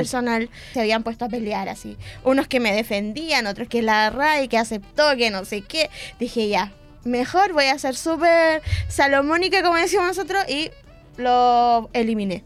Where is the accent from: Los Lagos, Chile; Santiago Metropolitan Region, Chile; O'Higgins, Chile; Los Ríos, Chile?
Los Ríos, Chile; Valdivia; moved away as an adult; now in Concepción, Chile; soy de Valdivia